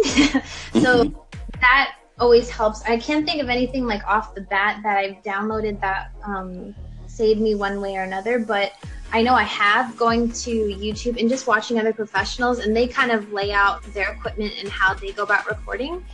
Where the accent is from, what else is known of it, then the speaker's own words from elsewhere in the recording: Los Angeles, California, United States; I was born and raised in Los Angeles